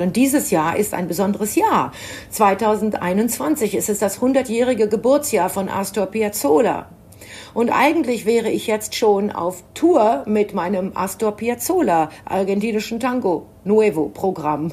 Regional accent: Germany; für mich als Deutsche

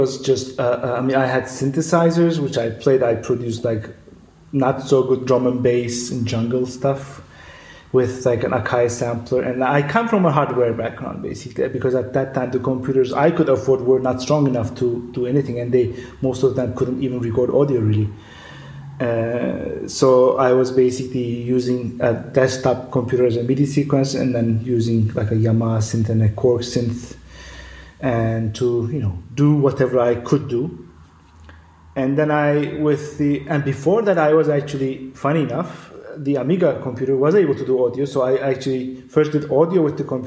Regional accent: Istanbul, Turkey; moved away as an adult; now in Berlin, Germany; I'm a self-taught electronic musician who was born and raised in Istanbul, but has been living in Berlin since mid-2014

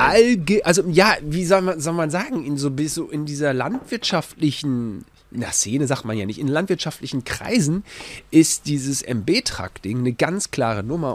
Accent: Gütersloh, North Rhine-Westphalia, Germany; auch bei uns in Gütersloh.

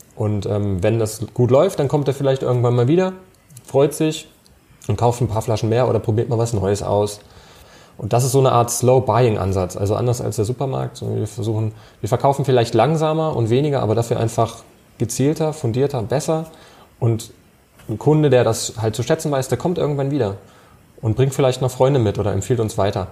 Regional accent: Germany; bei uns in Deutschland

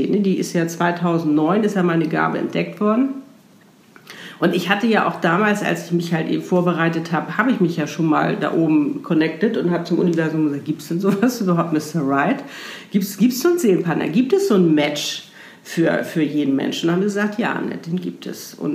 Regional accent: Hamburg, Germany; wir sind beide aus Hamburg, beide in Hamburg geboren, sind beides damals in die gleichen Diskotheken gegangen

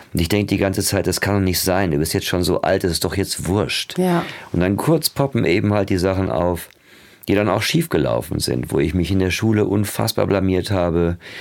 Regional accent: Ruhr area, North Rhine-Westphalia, Germany; Das war halt so Ruhrgebiet wie jetzt auch, das Armenhaus quasi ähm, der BRD. Jetzt ist es das Armenhaus von Gesamtdeutschland da wo ich aufgewachsen bin

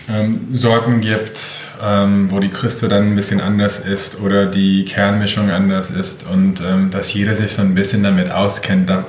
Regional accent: Michigan, United States; Also ich bin halb Mexikaner. {S1} Mhm. {S0} Ähm, und ich bin tatsächlich mit der Küche aufgewachsen. Also ich bin in Michigan, äh, in der Nähe von Detroit aufgewachsen und dort ist es so ländlich

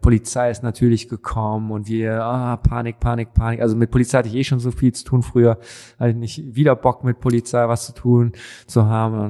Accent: Düsseldorf, North Rhine-Westphalia, Germany; also born or lived in Cologne; now in Berlin, Germany; wir in Düsseldorf

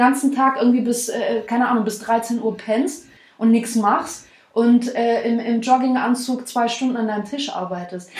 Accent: the South, Baden-Württemberg, Germany; now in Stuttgart, Germany; wir kommen ja aus dem Süden, wir wohnen in Stuttgart

